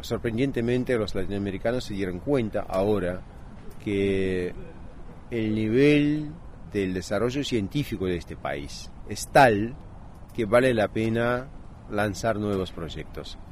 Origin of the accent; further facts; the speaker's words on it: Montevideo, Uruguay; also born or lived in Havana, Cuba; now in Russia; yo nací en La Habana y que yo crecí en Montevideo, lo que se oye